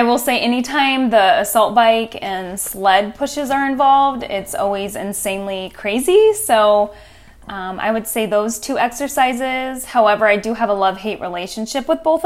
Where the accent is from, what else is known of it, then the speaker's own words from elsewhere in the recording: Washington, United States; also born or lived in Portland, Oregon; I was born in Portland, Oregon, raised in Washington State